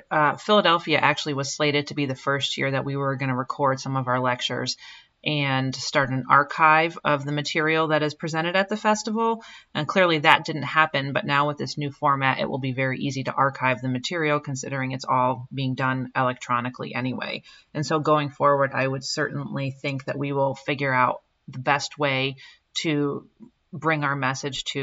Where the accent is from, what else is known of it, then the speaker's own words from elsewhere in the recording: Wales, United Kingdom; we all hope we're back in 2021 so that we can enjoy that that sense of being Welsh all together.